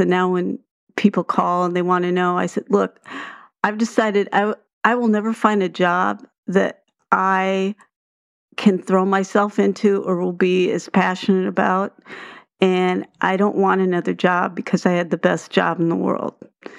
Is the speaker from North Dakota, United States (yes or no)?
yes; Fargo, North Dakota, United States; born there; Well, what I failed to tell you was that I was born in Fargo.